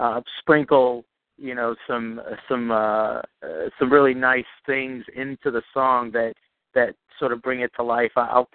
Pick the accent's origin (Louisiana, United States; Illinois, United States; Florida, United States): Louisiana, United States; New Orleans; I was raised in New Orleans. I come from a very Dixieland melded with Latin rhythms kind of a background